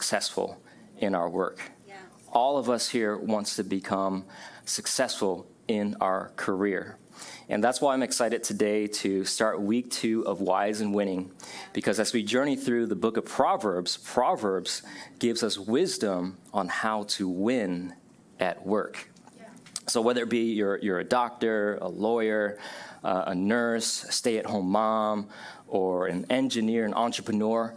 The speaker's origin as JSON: {"language": "English", "town": "Buffalo", "region": "New York", "country": "United States", "tie": "born or raised there", "also_born_or_lived": "Vietnam / Ohio", "moved": "yes", "said": "we grew up in Buffalo"}